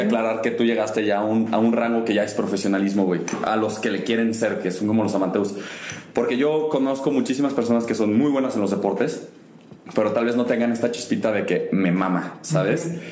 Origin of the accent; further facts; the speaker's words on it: León, Guanajuato, Mexico; somos de León